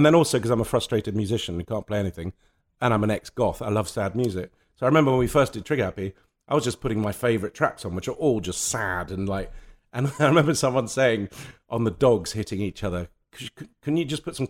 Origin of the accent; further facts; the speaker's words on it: Lebanon; And that came from growing up in Lebanon and from going to boarding school where you were told what size your tie had to be.